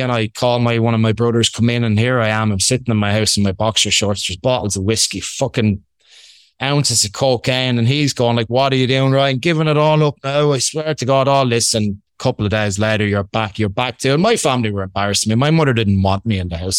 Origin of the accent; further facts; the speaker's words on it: Ireland; accent: Irish; I'm Irish. I hope you can get that from my Irish accent.